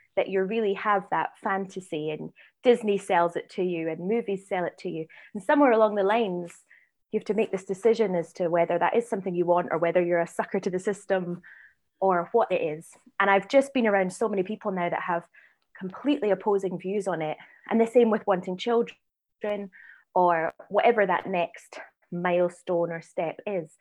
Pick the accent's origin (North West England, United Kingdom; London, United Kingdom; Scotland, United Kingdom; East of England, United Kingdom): Scotland, United Kingdom; Edinburgh; moved away; I'm, I'm from Edinburgh.